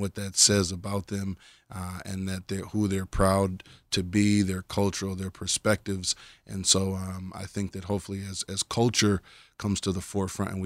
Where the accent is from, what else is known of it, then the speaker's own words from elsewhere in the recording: Minneapolis, Minnesota, United States; moved away as an adult; now in Israel; I'm from Minneapolis, Minnesota, North Minneapolis